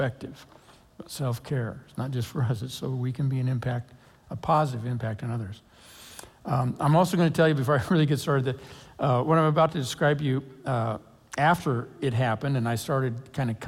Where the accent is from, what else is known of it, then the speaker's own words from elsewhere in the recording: Lake Oswego, Oregon, United States; I grew up in Lake Oswego. I graduated from high school there, went on to Oregon State